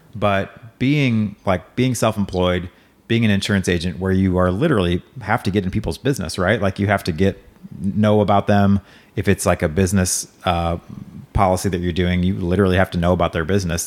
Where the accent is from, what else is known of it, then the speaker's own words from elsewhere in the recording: Hazelwood, Missouri, United States; also born or lived in Waco, Texas / Saint Charles, Missouri; I was born in Waco, grew up, uh, from the time I was like two to, through high school in Hazelwood